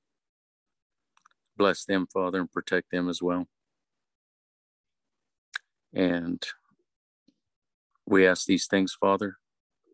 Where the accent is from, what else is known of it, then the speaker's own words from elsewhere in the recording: West Texas, United States; moved away as an adult; now in East Texas, United States; I was born and raised in West Texas, and I don't live there now